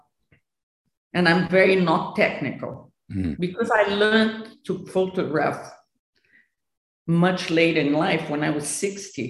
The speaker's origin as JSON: {"language": "English", "country": "Brazil", "tie": "born or raised there", "said": "My Brazilian part, as I was born in Brazil"}